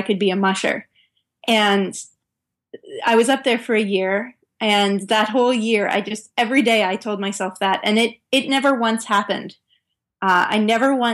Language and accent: English; Northern California, United States; moved away as an adult; also born or lived in Norway; I grew up in Northern California.